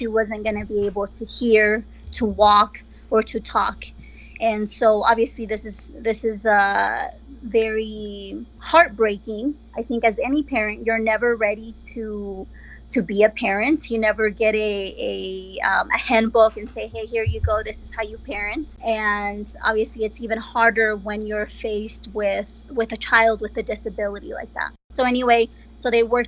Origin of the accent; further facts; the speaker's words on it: Pachuca, Hidalgo, Mexico; now in Colorado, United States; I am originally from Mexico. I am from Pachuca, Hidalgo, Mexico